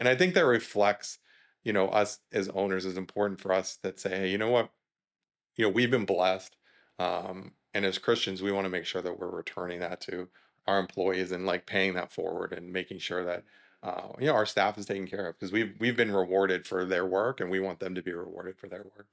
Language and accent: English; South Florida, United States; moved away as an adult; also born or lived in Georgia; we're born and raised in South Florida, we ended up there.